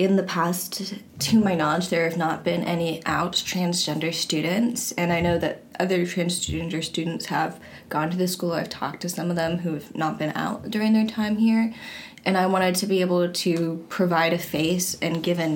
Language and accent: English; Washington, District of Columbia, United States; I'm from Washington, D.C.